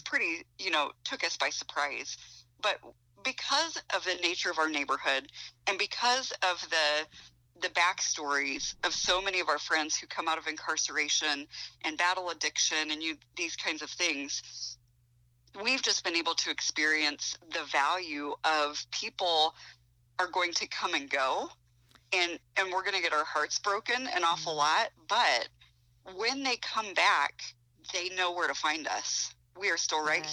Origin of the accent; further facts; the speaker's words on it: Ohio, United States; now in Goshen, United States; I grew up in Ohio